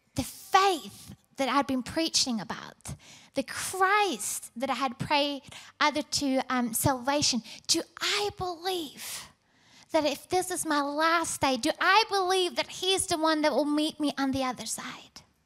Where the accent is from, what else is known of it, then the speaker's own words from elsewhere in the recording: Norway; moved away; I was born in Norway, raised by amazing parents.